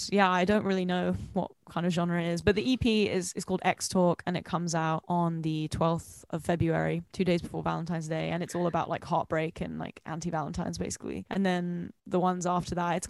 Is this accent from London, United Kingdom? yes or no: yes; London, United Kingdom; I'm from London